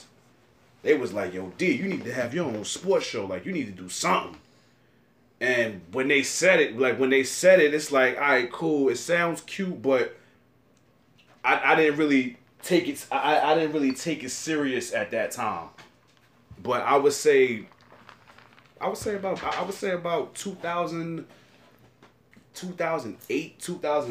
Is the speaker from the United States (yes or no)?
yes; New York City, New York, United States; I'm from Brooklyn